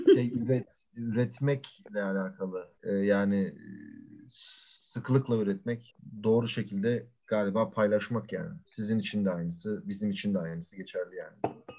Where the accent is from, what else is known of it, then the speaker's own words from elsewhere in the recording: Ankara, Turkey; Çünkü Ankara'da büyüyoruz. Ankara'da büyüdük.